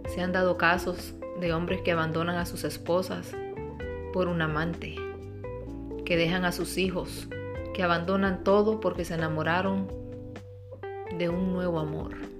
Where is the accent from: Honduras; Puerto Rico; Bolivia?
Honduras; soy de Honduras